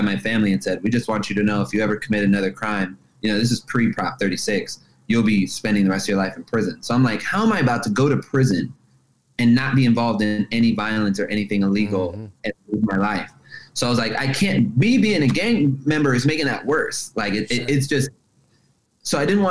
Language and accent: English; Los Angeles, California, United States; I grew up in Los Angeles.